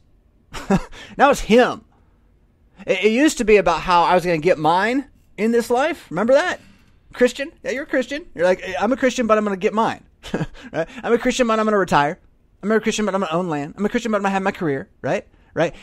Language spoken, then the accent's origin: English; California, United States; now in Illinois, United States; I'm from California